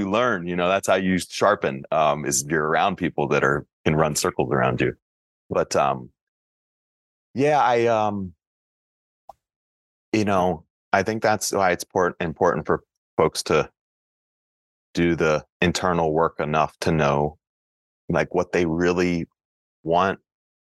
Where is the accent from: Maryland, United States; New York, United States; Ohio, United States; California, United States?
Maryland, United States; Frederick; lower middle class kid from Frederick, Maryland